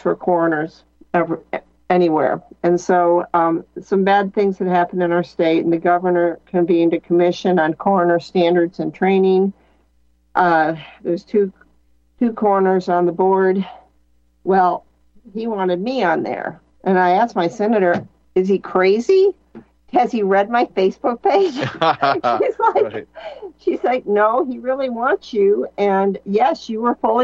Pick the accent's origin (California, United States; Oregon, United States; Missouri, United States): Missouri, United States; I'm from Missouri